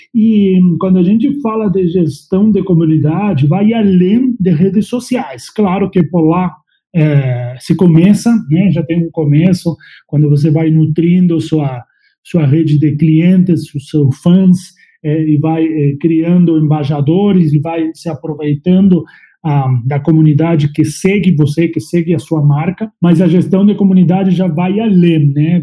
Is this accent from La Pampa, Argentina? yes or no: yes; La Pampa, Argentina; Portuguese is a second language; moved away as an adult; also born or lived in Uruguay; now in Brazil; Eu sou argentino, nasci em La Pampa, é, no meio do mato, lá no meio do campo, onde tem vacas, cavalos, fazendas. Sou bem do interior